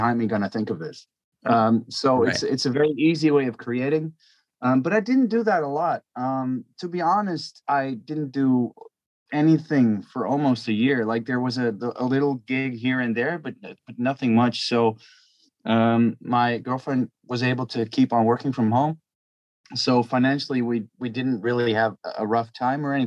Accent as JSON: {"language": "English", "country": "Belgium", "said": "I'm from Belgium."}